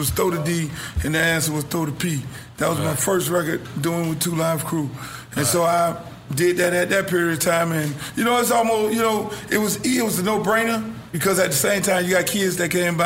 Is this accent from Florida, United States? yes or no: yes; Miami, Florida, United States; I'm from Miami